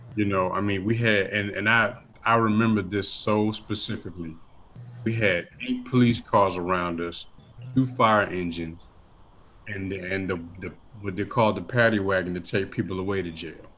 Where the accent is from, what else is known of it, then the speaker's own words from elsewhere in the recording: Washington, United States; moved away; growing up in Washington State, you know, for, for the time that I was there